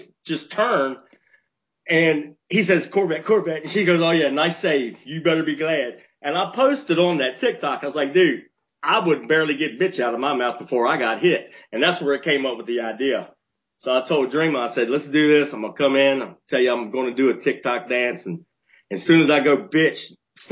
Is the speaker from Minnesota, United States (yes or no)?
no; West Virginia, United States; moved away; I grew up in West Virginia.